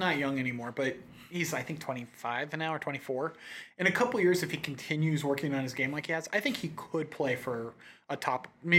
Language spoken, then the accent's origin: English; United States